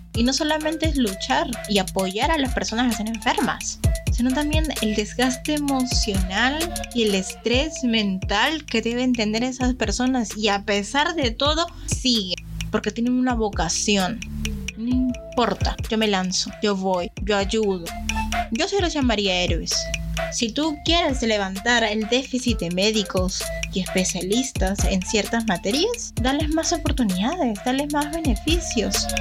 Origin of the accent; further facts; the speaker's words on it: Peru; nuestra identidad como peruano